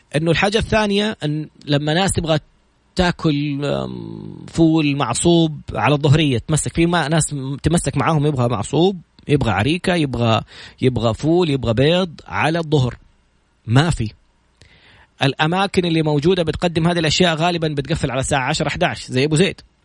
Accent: Saudi Arabia; عندنا في السعوديه

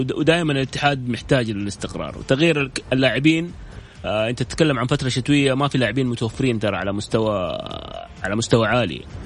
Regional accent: Saudi Arabia; احنا كسعوديين

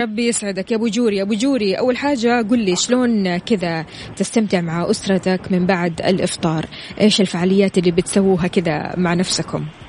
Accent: Saudi Arabia; عندنا بالسعوديه

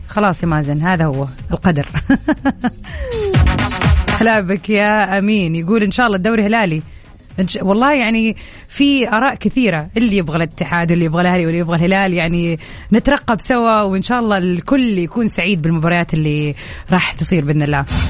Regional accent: southern Saudi Arabia, Saudi Arabia; now in Jeddah, Saudi Arabia; انا من الجنوب

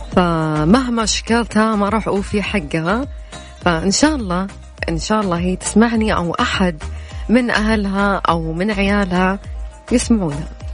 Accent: Riyadh, Riyadh Province, Saudi Arabia; احنا عندنا في الرياض

